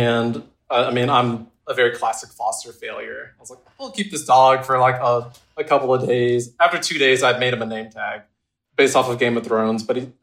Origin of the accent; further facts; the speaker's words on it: Georgia, United States; also born or lived in South Texas; now in Kentucky, United States; I'm from Georgia